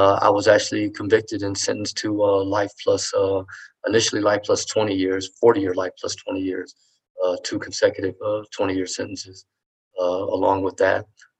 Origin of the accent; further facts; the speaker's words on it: Ohio, United States; also born or lived in Colorado Springs; now in Colorado, United States; I'm originally from Ohio, but my father lived in Colorado Springs at the time, where I actually had lived some years before I went to high school in Colorado Springs.